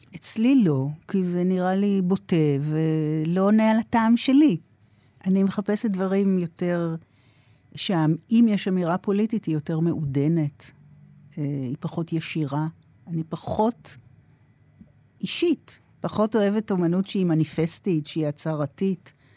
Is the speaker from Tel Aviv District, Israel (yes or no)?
yes; Tel Aviv, Tel Aviv District, Israel; גדלתי ברמת אביב mm-hmm. של שנות ה-60